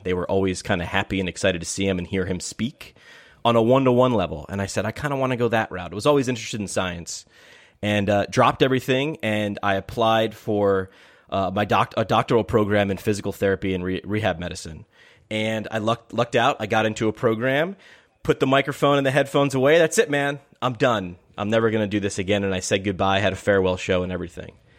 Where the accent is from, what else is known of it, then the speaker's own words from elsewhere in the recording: Poughkeepsie, New York, United States; moved away; my hometown in up, upstate New York in Poughkeepsie